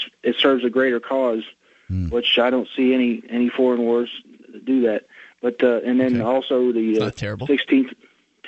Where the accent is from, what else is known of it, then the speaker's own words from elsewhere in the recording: Southwest Ohio, United States; I'm from Southwest Ohio in the 2nd District.